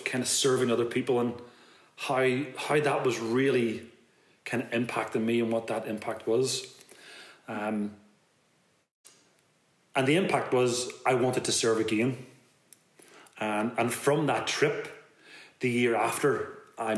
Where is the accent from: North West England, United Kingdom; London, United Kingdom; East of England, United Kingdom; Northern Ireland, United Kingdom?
Northern Ireland, United Kingdom; Belfast; I'm a guy from West Belfast